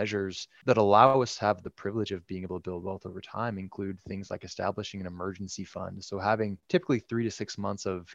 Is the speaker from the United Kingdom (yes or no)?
no; Bay Area, California, United States; moved away as an adult; also born or lived in Utah / Dallas, Texas; now in Central Illinois, United States; I grew up in the Bay Area, California, born and raised